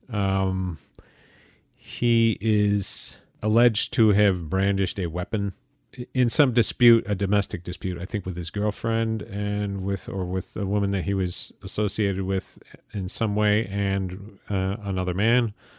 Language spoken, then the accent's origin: English; Utica, New York, United States; my hometown, uh, of Utica, New York, upstate New York